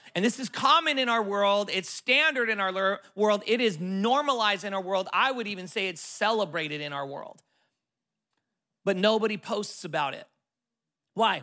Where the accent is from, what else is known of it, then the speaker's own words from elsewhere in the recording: California, United States; I'm from California, total city boy